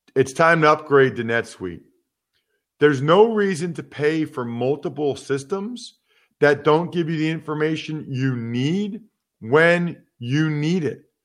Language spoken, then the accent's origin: English; Reading, Pennsylvania, United States; growing up in Reading, Pennsylvania